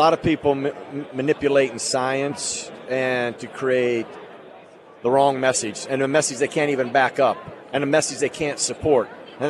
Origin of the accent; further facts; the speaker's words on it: Idaho, United States; moved away; I'm from Idaho